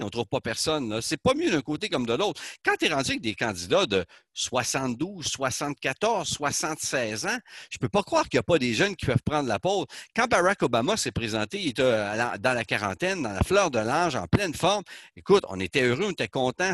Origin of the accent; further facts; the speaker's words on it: Canada; chez nous au Canada